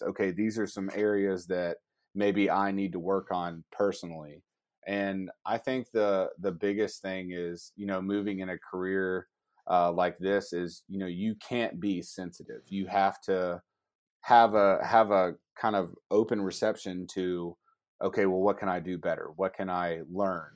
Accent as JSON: {"language": "English", "region": "Georgia", "country": "United States", "said": "I'm a Bulldogs fan 'cause I'm from Georgia."}